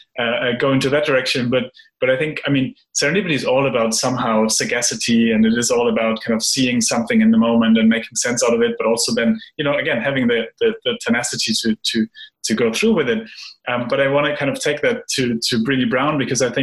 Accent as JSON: {"language": "English", "country": "Germany", "tie": "born or raised there", "said": "I grew up in a country where, you know, we get trained in the idea of avoid uncertainty, avoid ambiguity, plan everything. So I'm from Germany."}